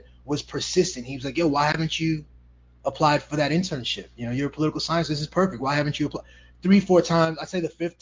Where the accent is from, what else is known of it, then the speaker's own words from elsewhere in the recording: New York City, New York, United States; moved away as an adult; also born or lived in Guadeloupe / Washington, D.C.; I grew up in Brooklyn, New York, but I was born in the Caribbean in Guadeloupe